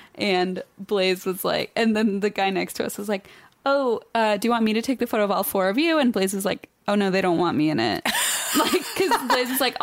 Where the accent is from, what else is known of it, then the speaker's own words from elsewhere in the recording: Cincinnati, Ohio, United States; I'm from Cincinnati.